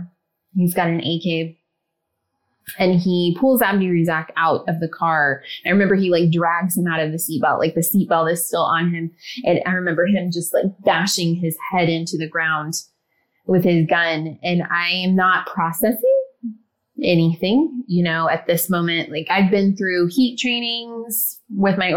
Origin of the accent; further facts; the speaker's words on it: Ohio, United States; I grew up in the Midwest. I'm from Ohio.